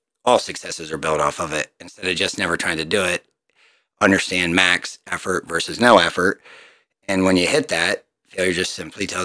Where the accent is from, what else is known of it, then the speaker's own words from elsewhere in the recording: Jersey Shore, Pennsylvania, United States; also born or lived in Delaware; now in Mifflinburg, United States; from Jersey Shore, Pennsylvania. I grew up in that town